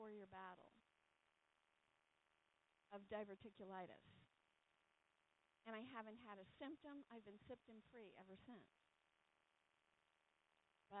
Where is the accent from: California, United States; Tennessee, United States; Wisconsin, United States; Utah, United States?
California, United States; I grew up in California